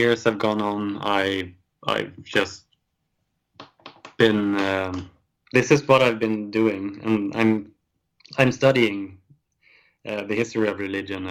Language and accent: English; Sweden; us growing up in Sweden